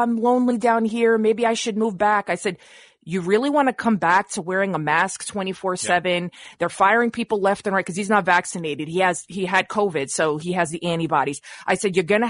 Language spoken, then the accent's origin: English; Montenegro; moved away; I'm ethnic Albanian from Montenegro.